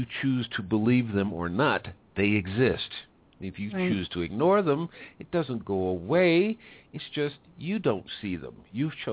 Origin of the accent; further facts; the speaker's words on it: United States; now in Mexico; now I'm an American, lives in Mexico